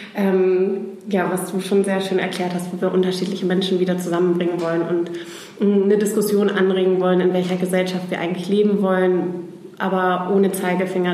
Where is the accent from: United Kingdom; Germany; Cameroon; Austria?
Germany; Oldenburg, Lower Saxony; moved away as an adult; also born or lived in Groningen / Barcelona; now in Hamburg, Germany; ich komme ursprünglich aus Oldenburg